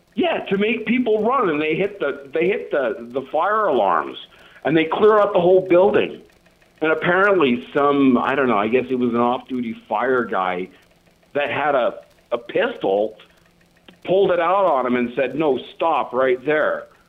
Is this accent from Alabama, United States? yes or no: no; Colorado, United States; moved away; also born or lived in New York; I grew up in Colorado with people that were knocking elks down